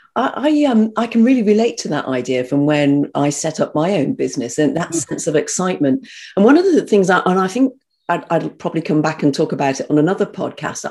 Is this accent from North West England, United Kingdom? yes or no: no; North Devon, South West England, United Kingdom; also born or lived in Birmingham; I was, I was as a Brummie, as I said, but brought up in North Devon.